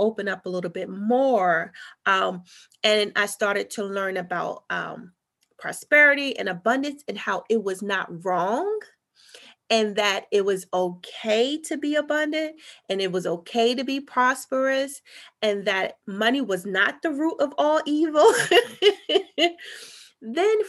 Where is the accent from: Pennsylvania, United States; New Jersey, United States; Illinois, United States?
New Jersey, United States; North; where I'm from North New Jersey, and it was just primarily just all Black people